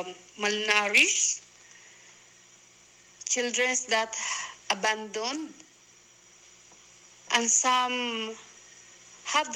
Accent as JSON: {"language": "English", "country": "Philippines", "said": "we are 5 Filipina sisters."}